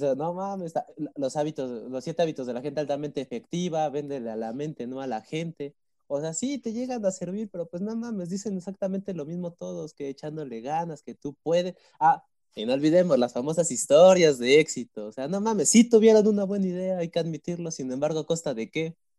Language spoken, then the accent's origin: Spanish; Mexico; yo me siento mexicano